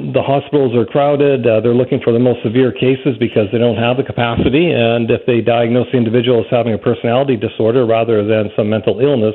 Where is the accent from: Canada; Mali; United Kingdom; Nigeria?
Canada; Vancouver, British Columbia; I grew up in Vancouver, and I've always felt Vancouver to be a very safe city